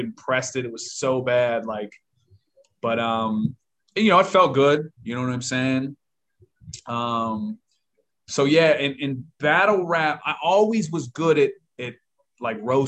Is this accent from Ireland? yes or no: no; Pittsburgh, Pennsylvania, United States; I grew up in a pretty rough little neighborhood in Pittsburgh